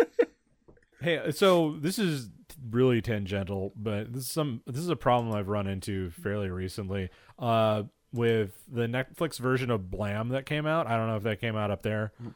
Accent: United States; as an American citizen mm-hmm. and growing up in the shadow of 9 11

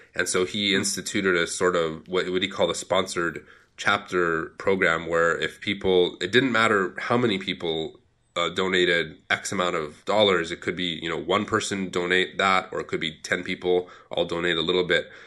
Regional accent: California, United States; moved away as an adult; now in China; I am an American from California, pretty much as typical American white guy as you could get

